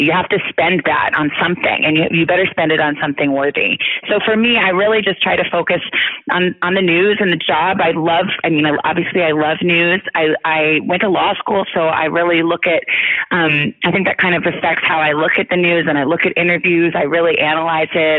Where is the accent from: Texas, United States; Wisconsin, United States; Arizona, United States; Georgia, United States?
Arizona, United States; Tucson; moved away; I grew up in Tucson, Arizona